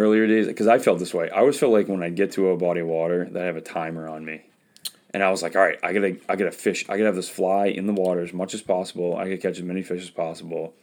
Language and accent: English; Westbrook, Maine, United States; I'm from Westbrook